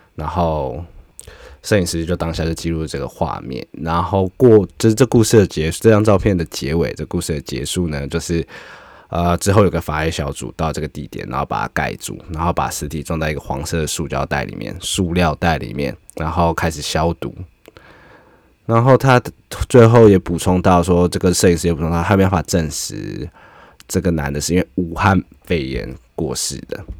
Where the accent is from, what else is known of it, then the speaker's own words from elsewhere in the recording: Taiwan; 我们台湾人啊，我自己是觉得我们很少在枪械身旁长大